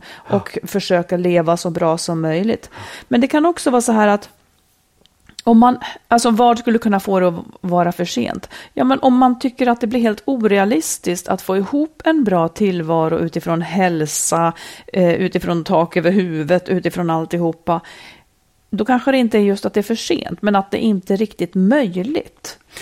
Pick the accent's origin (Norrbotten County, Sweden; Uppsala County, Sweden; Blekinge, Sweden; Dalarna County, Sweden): Dalarna County, Sweden; moved away; also born or lived in Roslagen; Det var liksom mina rötter. Jag kommer ju också från Dalarna.